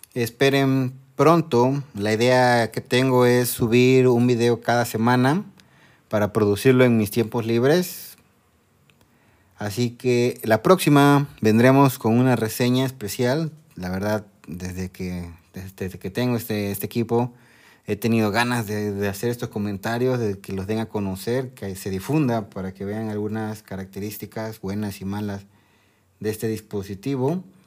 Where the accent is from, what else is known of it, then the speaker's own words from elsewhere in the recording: Mexico; Soy de México